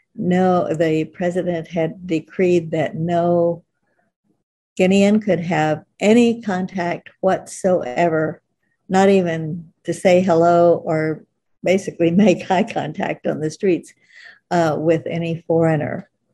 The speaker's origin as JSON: {"language": "English", "region": "Oklahoma", "country": "United States", "tie": "born or raised there", "also_born_or_lived": "Africa", "moved": "as an adult", "lives_now": "California, United States", "said": "I grew up in Oklahoma"}